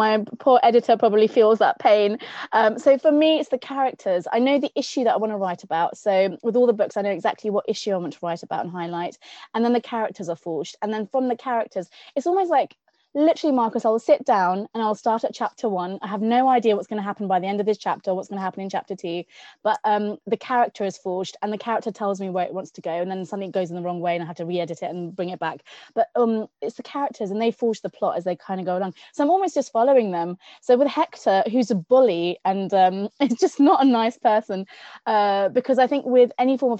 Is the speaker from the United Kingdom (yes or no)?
yes; Newcastle upon Tyne, North East England, United Kingdom; I'm a Geordie at heart. I was born in Newcastle